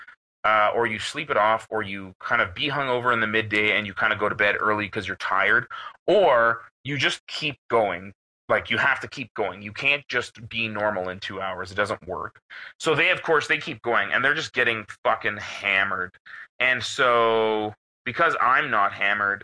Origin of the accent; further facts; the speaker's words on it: Canada; I'm from Canada